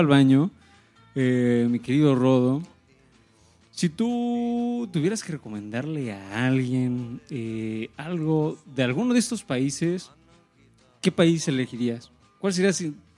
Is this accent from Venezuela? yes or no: no; Mexico; nosotros que venimos de México